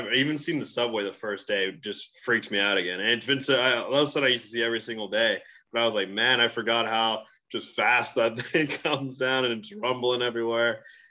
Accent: New Jersey, United States; also born or lived in Oklahoma; now in New York City, United States; I grew up in Jersey my entire life.

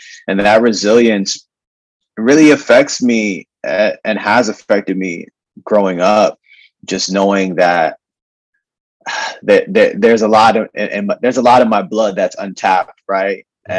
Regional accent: New York City, New York, United States; So born and raised in Brooklyn by parents from Haiti. So those are my roots.

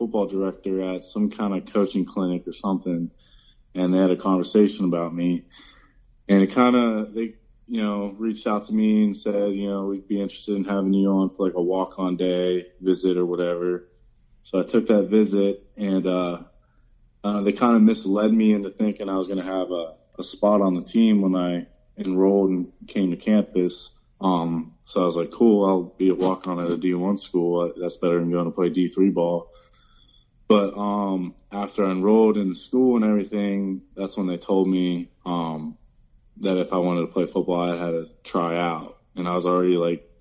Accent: Reynoldsville, Pennsylvania, United States; I grew up in a town called Reynoldsville, Pennsylvania

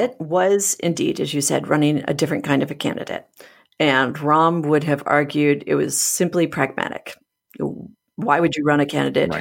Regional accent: Michigan, United States; Michigan, which happens to be my home state

